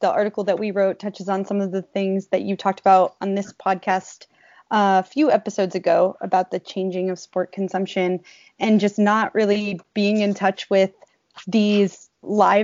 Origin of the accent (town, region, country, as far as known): New England, United States; born or raised there; moved away as an adult